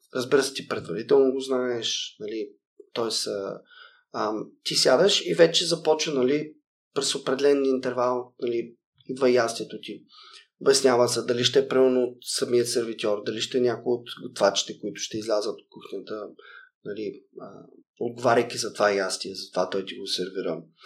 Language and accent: Bulgarian; Sliven, Sliven Province, Bulgaria; moved away as an adult; also born or lived in Japan / Philippines / Mexico / Netherlands; родния ми град в Сливен